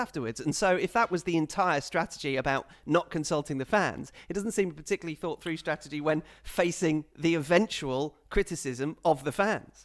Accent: England, United Kingdom; I'm English

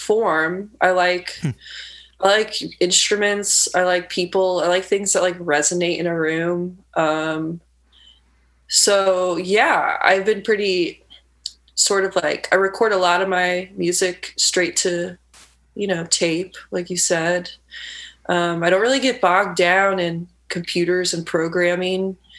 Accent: Lafayette, Indiana, United States; moved away as an adult; also born or lived in Bloomington, Indiana; now in Chicago, United States; I grew up in Lafayette, Indiana, and moved to Bloomington when I was around 20. And then after graduating, came to Chicago in 2012

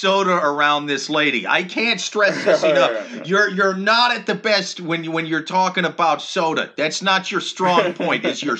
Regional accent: Midwest, United States; now in New York City, United States; I'm from the Midwest.

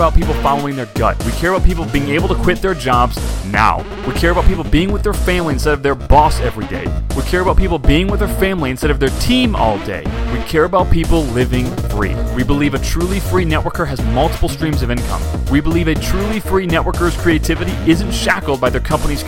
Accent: Chicago, Illinois, United States; now in California, United States; I grew up in Chicago

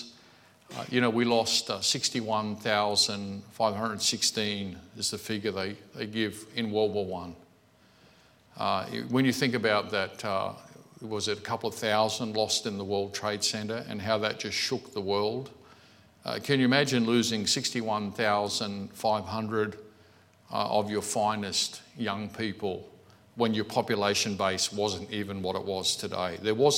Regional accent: Australia; I'm an Australian Christian. I was saved in this country

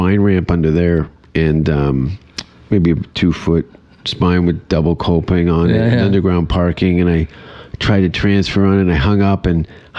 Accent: Hamilton, Ontario, Canada; moved away as an adult; now in Austin, United States; I grew up on Kenora Avenue.

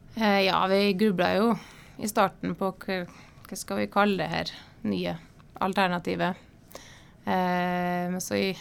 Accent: Terråk, Nordland, Norway; moved away; Jeg er fra Bindalen

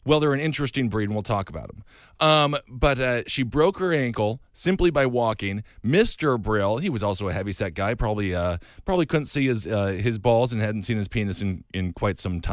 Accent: Stevens Point, Wisconsin, United States; moved away; also born or lived in Milwaukee; I grew up in a town called Stevens Point, and then I went to school at Milwaukee

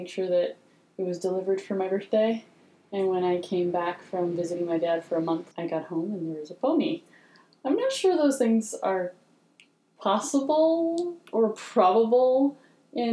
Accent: Argentina; now in United States; growing up in the States till the age of 5 and moving to Argentina when my parents split up

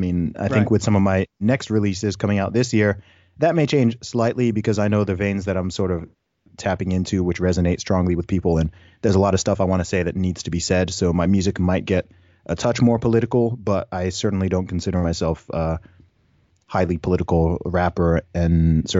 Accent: Saudi Arabia; also born or lived in United Kingdom; So, I was born in the UK. I grew up in Saudi Arabia. I went to an international school for several years.

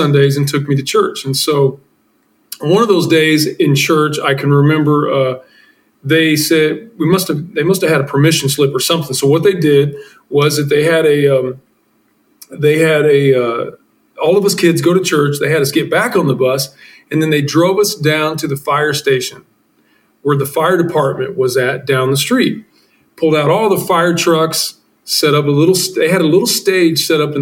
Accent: Midwest, United States; I'm this kid from the Midwest, U.S., and adopted at age 3

